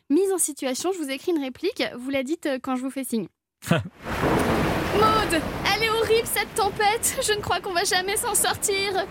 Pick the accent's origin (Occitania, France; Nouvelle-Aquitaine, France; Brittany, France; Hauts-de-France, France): Brittany, France; Le Conquet; born or raised there